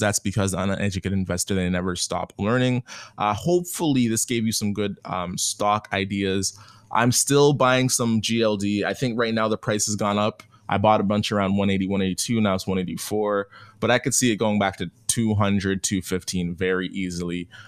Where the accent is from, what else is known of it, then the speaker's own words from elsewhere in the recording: Canada; I'm Canadian